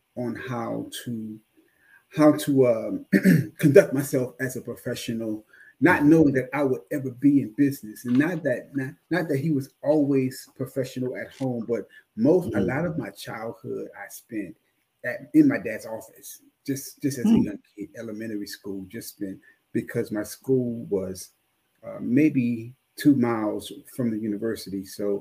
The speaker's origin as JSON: {"language": "English", "town": "New Orleans", "region": "Louisiana", "country": "United States", "tie": "born or raised there", "also_born_or_lived": "Killeen, Texas", "moved": "as an adult", "said": "born and raised in New Orleans"}